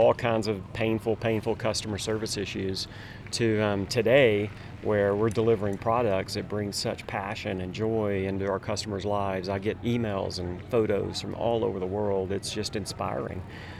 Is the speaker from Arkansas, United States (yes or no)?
yes; Little Rock, Arkansas, United States; moved away as an adult; now in Steamboat Springs, United States; Just moved to Steamboat after really being a native Arkansan my entire life. Little Rock, Arkansas was my hometown up until just a couple of weeks ago.